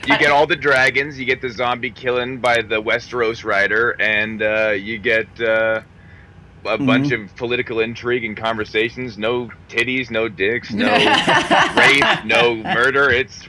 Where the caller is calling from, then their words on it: Billings, Montana, United States